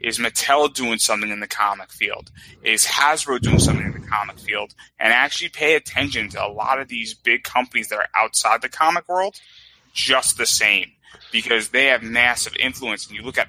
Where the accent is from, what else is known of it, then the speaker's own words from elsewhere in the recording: Westchester, New York, United States; So I grew up in Westchester